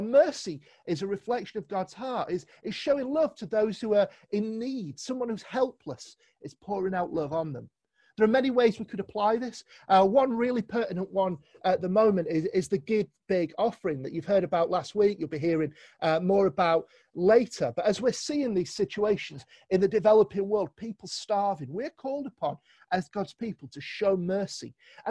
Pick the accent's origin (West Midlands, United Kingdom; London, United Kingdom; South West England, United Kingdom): London, United Kingdom; now in Manchester, United Kingdom; remember when I moved up to Manchester, it was 9 years ago now. I've been here quite a while. But I came from London and came and joined in with CCM.